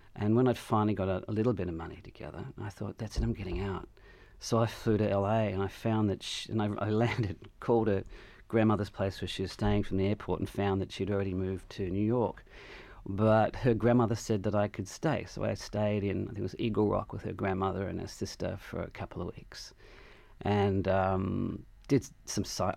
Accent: Adelaide, South Australia, Australia; moved away as an adult; I had this feeling growing up in Adelaide

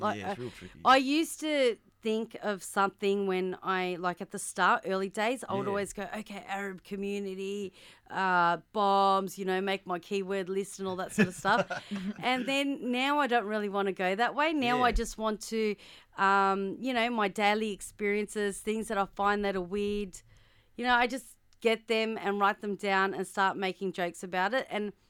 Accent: Melbourne, Victoria, Australia; I've grown up with Husey because I'm from Melbourne.

